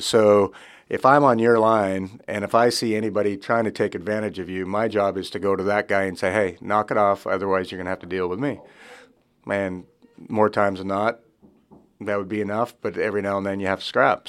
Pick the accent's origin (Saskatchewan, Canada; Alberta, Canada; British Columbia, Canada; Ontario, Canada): Saskatchewan, Canada; Regina; growing up in Regina, Saskatchewan, uh, I, we farm back home